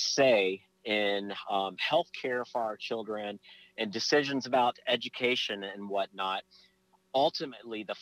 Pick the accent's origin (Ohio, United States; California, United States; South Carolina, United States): South Carolina, United States; also born or lived in Virginia; now in Florida, United States; I was born in Virginia, raised in South Carolina